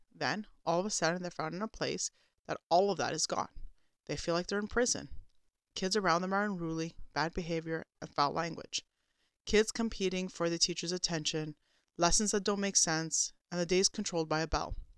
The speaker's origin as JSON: {"language": "English", "country": "Canada", "said": "as a Canadian Christian Orthodox homeschooling mother that also works"}